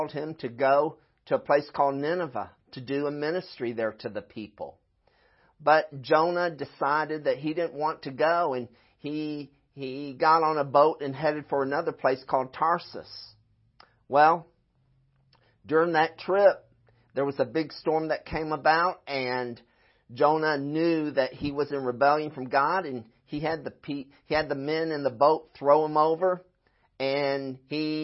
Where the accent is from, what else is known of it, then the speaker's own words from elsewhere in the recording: Florida, United States; moved away; also born or lived in Midwest; I'm from Florida